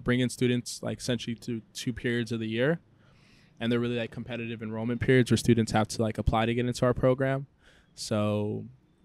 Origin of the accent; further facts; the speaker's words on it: San Diego, California, United States; moved away as an adult; also born or lived in Congo / Boston; now in Mexico; I grew up in San Diego, I studied in Boston